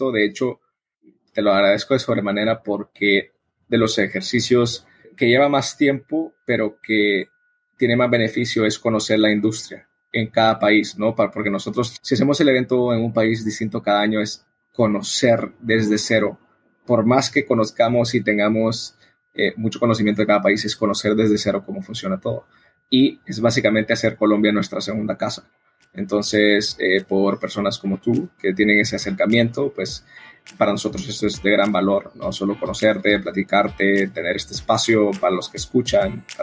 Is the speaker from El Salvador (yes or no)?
yes; El Salvador; born there; also born or lived in Madrid, Spain; Yo nací en El Salvador, nací en un país productor, el café siempre prestado estado en mis alrededores. Yo fui a estudiar ingeniería agroambiental a Madrid